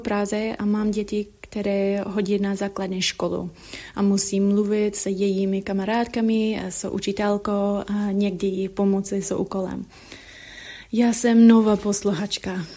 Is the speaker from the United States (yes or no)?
yes; United States; Czech is a second language; now in Prague, Czechia; já jsem posluchačka z Ameriky.